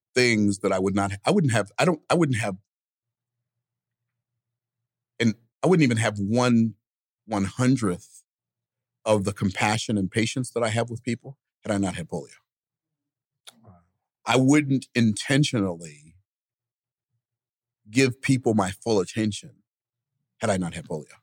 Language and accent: English; Tampa, Florida, United States; I was born in Tampa, May 14th, 1961